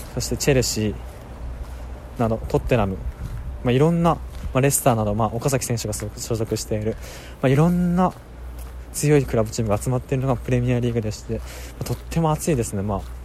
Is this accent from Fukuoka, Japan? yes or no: no; Saitama, Japan; also born or lived in Niigata; 私も2歳から埼玉に住んでいるんですがその えっとまあ、生まれたのが新潟ということで